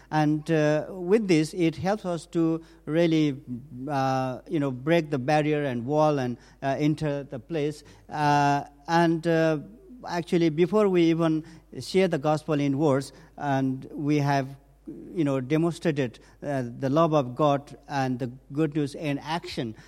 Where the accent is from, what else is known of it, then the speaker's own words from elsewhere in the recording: northern Nepal, Nepal; I was born and raised up um, in a mountain village in the northern part of Nepal